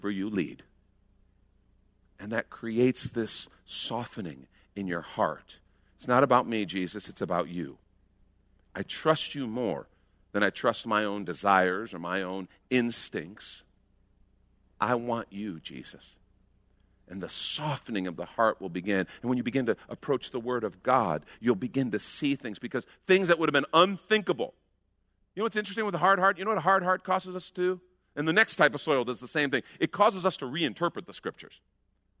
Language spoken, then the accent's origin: English; United States; We're American Christians